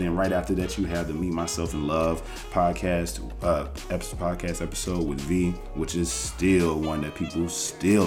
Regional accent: United States; I'm American as hell

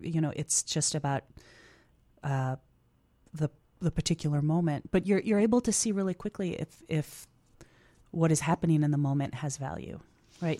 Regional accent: Chicago, Illinois, United States; being a Chicagoan

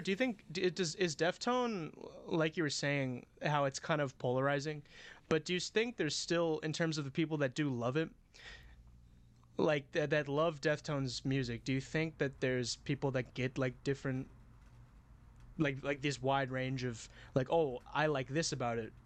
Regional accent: New Orleans, Louisiana, United States; I'm from New Orleans

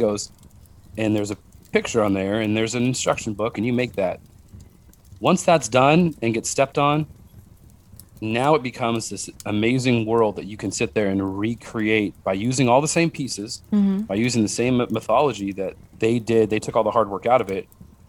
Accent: Utah, United States; We're really big on fry sauce because we're from Utah.

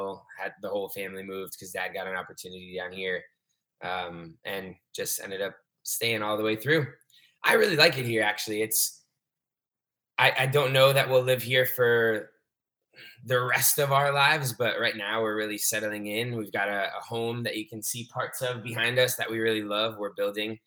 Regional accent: South Florida, United States; also born or lived in Providence, Rhode Island / Clemson, South Carolina; now in Miami, United States; We moved down to South Florida when I was 2, and I've pretty much lived here ever since.

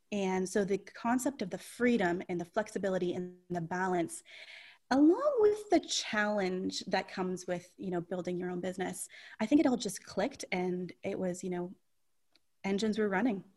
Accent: St. Catharines, Ontario, Canada; also born or lived in Toronto area; I've born and raised in St. Catharines

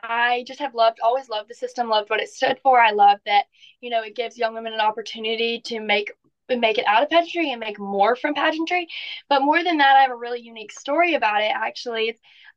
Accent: Natchez, Mississippi, United States; I'm 19 years old. I'm from Natchez, Mississippi, and I'm just a normal teenage girl that had a big dream.

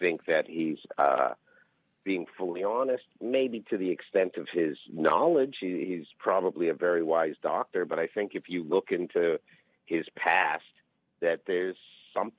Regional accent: Canada; now in United States; I'm a Canadian Jew

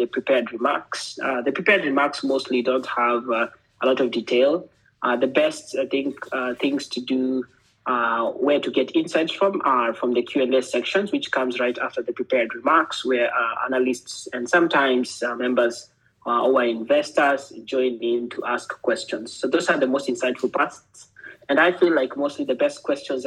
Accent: Kenya; moved away as an adult; also born or lived in Sweden; Well, I come from Kenya, born and brought up there for most of my life, but I also stayed in Sweden for the last 10 years.

